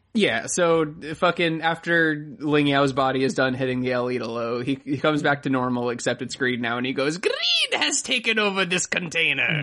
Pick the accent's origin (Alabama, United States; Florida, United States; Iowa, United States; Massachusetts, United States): Florida, United States; I'm from Florida